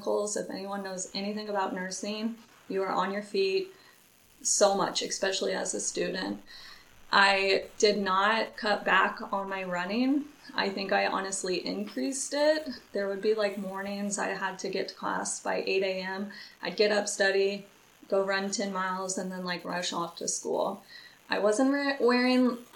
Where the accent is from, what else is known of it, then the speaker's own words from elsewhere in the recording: Lawrence, Kansas, United States; I am from Lawrence, Kansas.